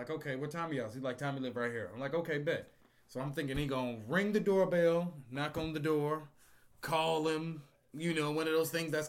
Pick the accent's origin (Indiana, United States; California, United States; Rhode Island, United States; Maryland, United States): Indiana, United States; Gary; Gary, Indiana.